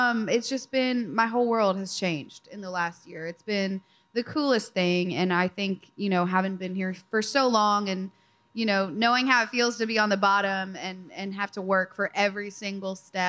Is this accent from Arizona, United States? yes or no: no; Iowa, United States; I'm from Iowa, grew up in a cornfield